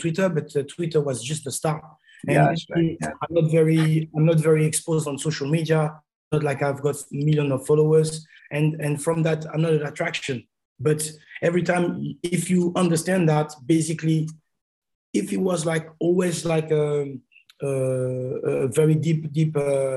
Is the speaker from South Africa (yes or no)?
no; Paris, Île-de-France, France; born or raised there; moved away